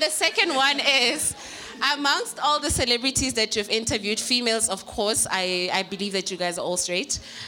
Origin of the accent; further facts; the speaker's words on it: Vaal, Gauteng, South Africa; I'm from Val.